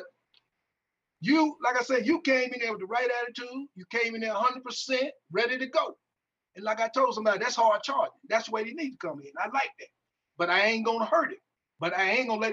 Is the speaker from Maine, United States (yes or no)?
no; Greenville, Mississippi, United States; I'm from Greenville, Mississippi